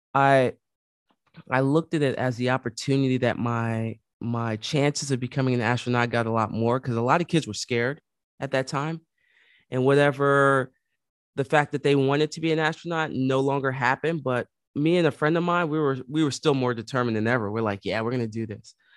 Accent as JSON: {"language": "English", "town": "New York City", "region": "New York", "country": "United States", "tie": "born or raised there", "said": "growing up in the Bronx, um, born and raised"}